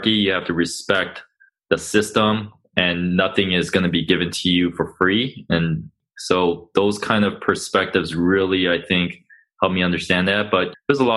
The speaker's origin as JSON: {"language": "English", "town": "Los Angeles", "region": "California", "country": "United States", "tie": "born or raised there", "said": "born and raised in Los Angeles, moved around a lot around the LA area, but for the most part, spent my childhood in the South Bay, LA area"}